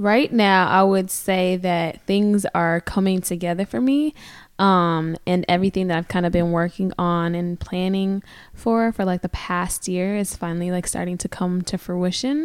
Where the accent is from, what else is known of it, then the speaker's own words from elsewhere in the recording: Brooklyn Park, Minnesota, United States; English is a second language; moved away as an adult; also born or lived in Kenya; now in Milwaukee, United States; I was actually born in Kenya. So my family's from Kenya. And at the age of 5, my family decided to relocate to Brooklyn Park, Minnesota, which is a suburb about 15 minutes outside of Minneapolis, for those who know the area. And so I grew up in Minneapolis or Brooklyn Park